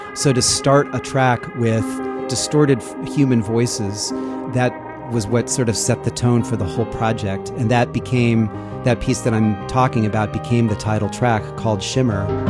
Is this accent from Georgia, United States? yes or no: no; Sacramento, California, United States; growing up in Sacramento, there's the Sacramento River and the American River. So I spent much of my youth riding my bike or hiking or whatever around the American River.